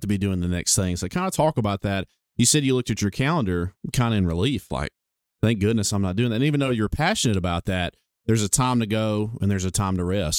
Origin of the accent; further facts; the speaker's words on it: Gadsden, Alabama, United States; we're both from Gadsden